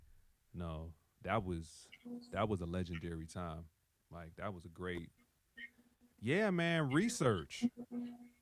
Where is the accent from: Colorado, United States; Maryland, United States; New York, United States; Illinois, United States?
Illinois, United States; Chicago; I'm just from Chicago